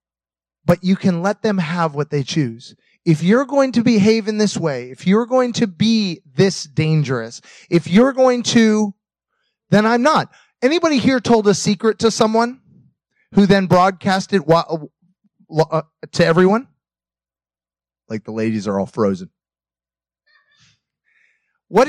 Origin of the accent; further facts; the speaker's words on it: United States; moved away; also born or lived in Russia; being an American in Russia, speaking English